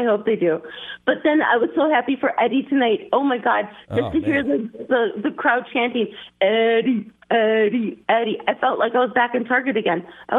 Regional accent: Dallas, Texas, United States; I grew up in Dallas.

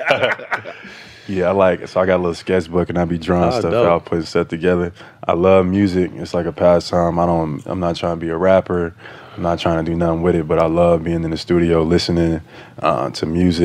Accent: Atlanta, Georgia, United States; I'm from Atlanta.

